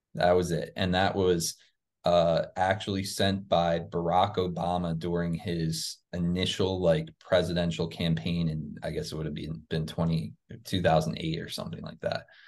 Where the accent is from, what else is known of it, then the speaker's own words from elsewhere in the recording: New Jersey near Philadelphia, United States; now in Florida, United States; I grew up in New Jersey near Philadelphia, Pennsylvania